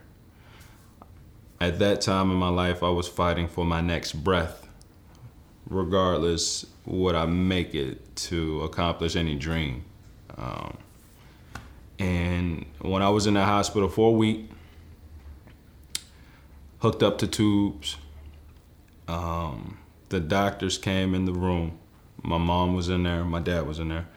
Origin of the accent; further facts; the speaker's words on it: Forest, Virginia, United States; I grew up in Forest, Virginia